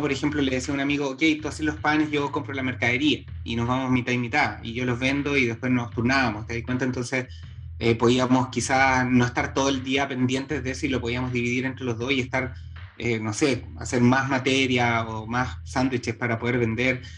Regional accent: Santiago, Santiago Metropolitan Region, Chile; soy santiaguino, eh, soy chile, hartos caicenianos. Em, nací en Santiago de Chile.

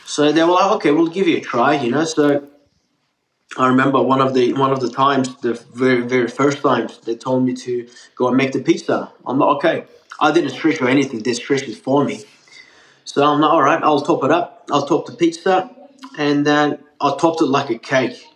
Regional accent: Melbourne, Victoria, Australia; English is a second language; also born or lived in Turkey; I, I was born in Turkey, born there and pretty much raised in Australia. I came in in Australia, Melbourne, 2004, with my two sisters. Um, and at that time, I was 14, turning 15 years old. Um, didn't know a single word of English

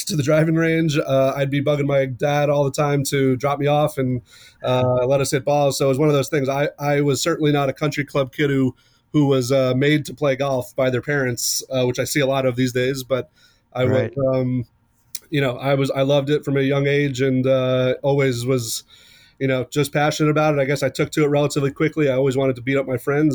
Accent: Long Island, New York, United States; I grew up on Long Island in New York

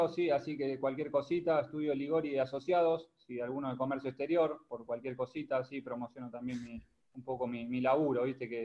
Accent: Buenos Aires, Argentina; Gracias, de, de Capital, eh, Flores.

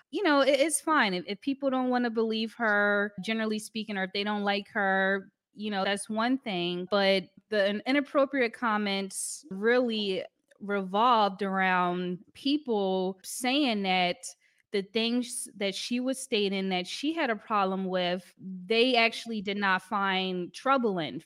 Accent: Philadelphia, Pennsylvania, United States; moved away as an adult; now in Paris, France; I'm from, uh, Philly

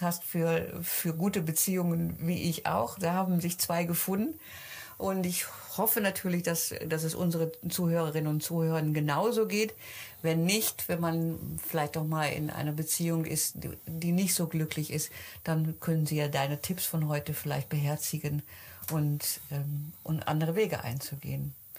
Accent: Netherlands; Bei uns in Holland

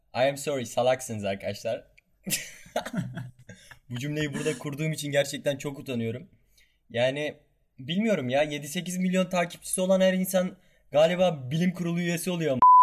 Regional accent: Kahramanmaraş, Turkey; Ben Kahramanmaraşlıyım

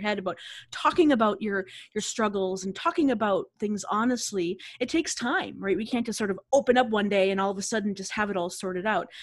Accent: Boston, Massachusetts, United States; I'm from the Boston area

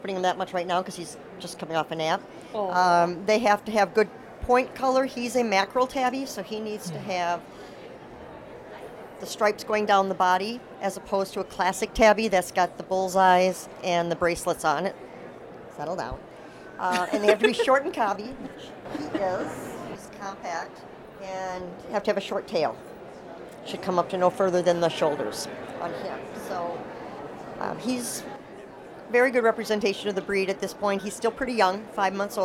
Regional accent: Wisconsin, United States; I am from Wisconsin.

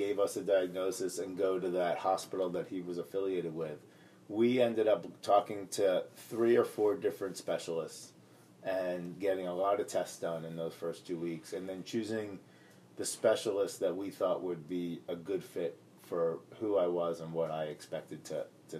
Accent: United States; I grew up just outside of New York

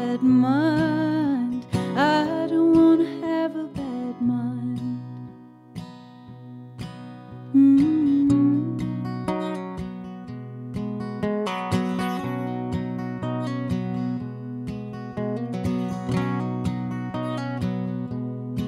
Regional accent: the South, United States; growing up in the South

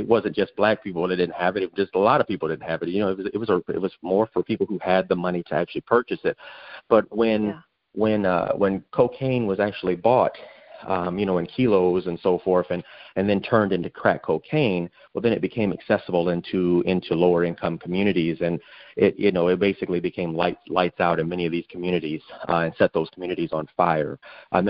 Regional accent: Phoenix, Arizona, United States; I grew up during a time in South Phoenix

